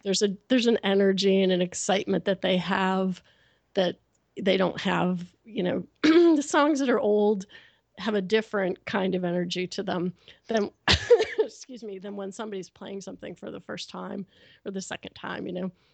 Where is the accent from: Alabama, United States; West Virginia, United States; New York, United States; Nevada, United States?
New York, United States; Rochester; my hometown, Rochester